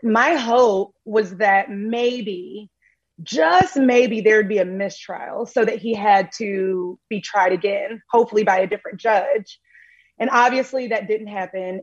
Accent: Tennessee, United States; moved away; I am originally from Tennessee

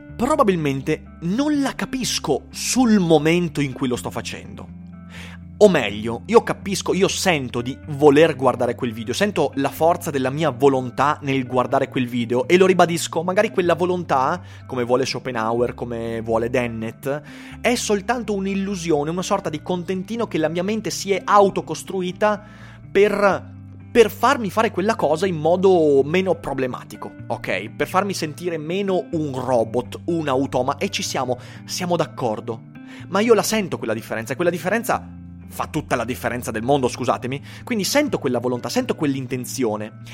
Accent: Vicenza, Veneto, Italy; sono vicentino

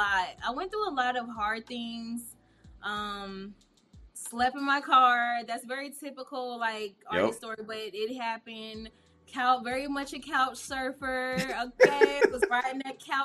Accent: Indianapolis, Indiana, United States; moved away; also born or lived in Atlanta, Georgia; I'm from Indianapolis, Indiana

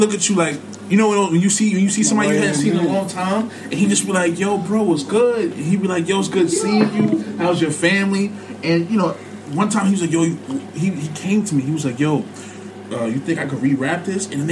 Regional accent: New York City, New York, United States; I went to high school in the Bronx because I'm with my pops

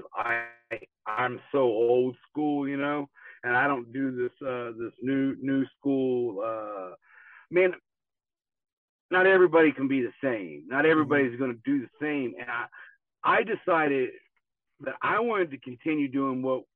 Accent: Tulsa, Oklahoma, United States; I grew up here in Tulsa, Oklahoma

